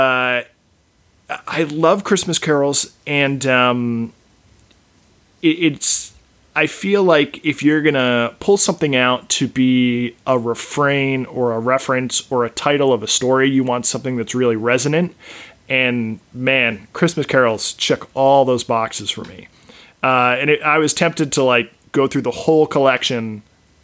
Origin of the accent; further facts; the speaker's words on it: East Coast, United States; moved away as an adult; now in West Coast, United States; I live on the West Coast, but I was raised on the East Coast.